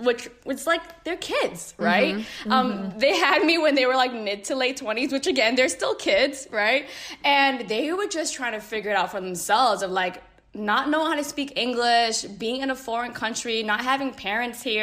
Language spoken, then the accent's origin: English; Boston, Massachusetts, United States; we both grew up in Boston.